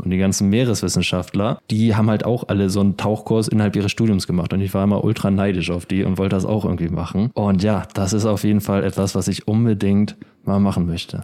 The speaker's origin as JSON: {"language": "German", "country": "Germany", "tie": "born or raised there", "said": "ich bin in der Ostsee aufgewachsen"}